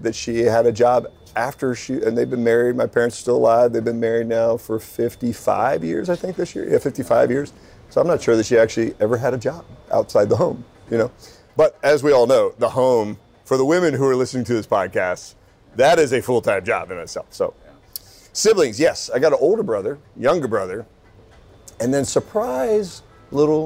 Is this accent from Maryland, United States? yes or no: yes; Glen Burnie, Maryland, United States; moved away as an adult; also born or lived in Stuttgart, Germany / Seattle area; now in Charlotte, United States; I grew up in the Baltimore area. Glen Burnie, for anybody who knows Baltimore, Glen Burnie, don't hold it against me